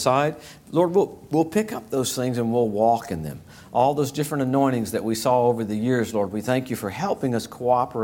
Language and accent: English; Springhill, Louisiana, United States; moved away; Spring Hill, Louisiana. That's where I grew up